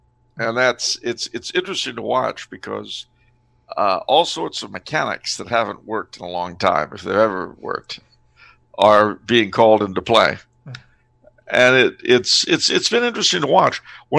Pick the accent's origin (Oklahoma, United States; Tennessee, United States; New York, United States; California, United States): California, United States; It's one of the few ways you could tell that I've lived in California most of my life. Because my accent, I have to say, is not as Californian as you might think. But, like everybody else raised out there